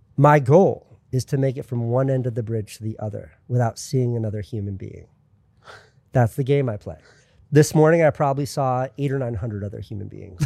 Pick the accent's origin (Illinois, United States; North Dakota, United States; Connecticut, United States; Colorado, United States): Connecticut, United States; southeastern; moved away as an adult; also born or lived in New York; I was in Connecticut forever